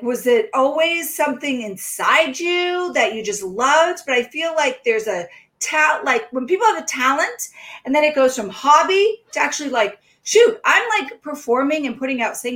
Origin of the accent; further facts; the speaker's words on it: the South, United States; now in New Hampshire, United States; They're like, ah, because I came from the South.